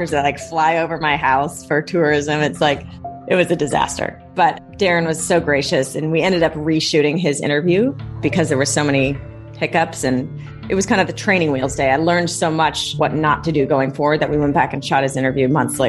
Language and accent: English; Long Beach, California, United States; I grew up in the LBC, Long Beach, okay. California.